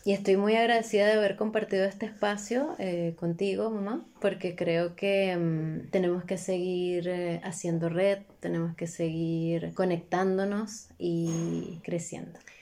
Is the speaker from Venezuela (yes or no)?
yes; Venezuela; para nosotros como venezolanos